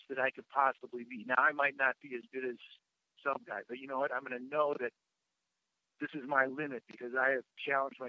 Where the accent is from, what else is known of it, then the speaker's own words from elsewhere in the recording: Madison, Wisconsin, United States; growing up in Madison